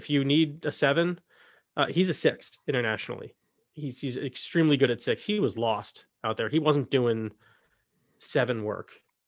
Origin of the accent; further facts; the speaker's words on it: Scotland, United Kingdom; I'm from Scotland. So it's nice to be able to give them a shout.